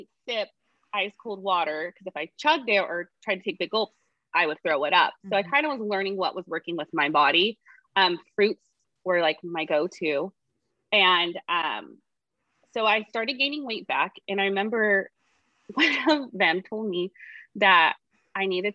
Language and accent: English; Tulare, California, United States; I'm from Tulare, which is 2 hours from where I live now